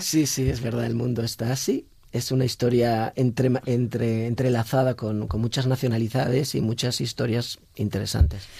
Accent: Galicia, Spain; yo soy gallego

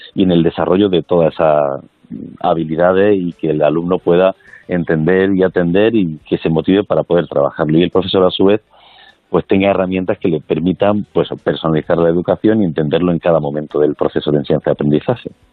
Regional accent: Granada, Andalusia, Spain; como granadino, pues un orgullo

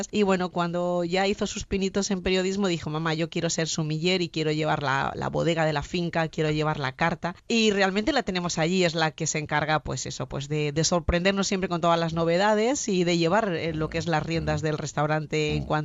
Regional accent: Elche, Valencian Community, Spain; yo quiero mucho a mi tierra y creo que, bueno, esto me imagino le pasará a todo el mundo, ¿no? Pero Elche es que es preciosa

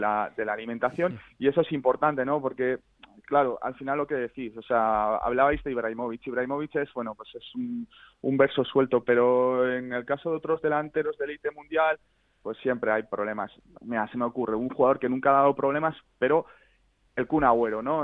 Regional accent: San Sebastián, Basque Country, Spain; now in Oslo, Norway; Yo soy de San Sebastián, pero ahora

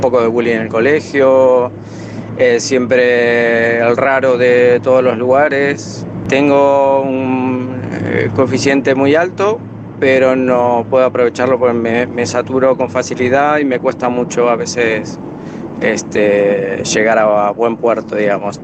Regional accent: Argentina; now in Alicante, Spain; te llamo de aquí de Alicante, soy argentino

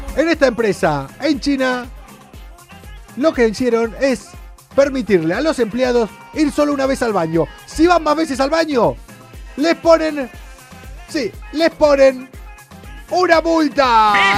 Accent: Argentina; soy argentino

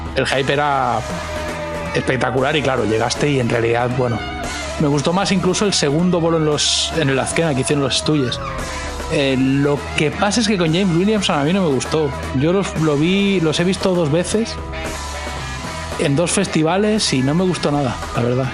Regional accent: Catalonia, Spain; moved away as an adult; now in United States; yo vengo de Cataluña

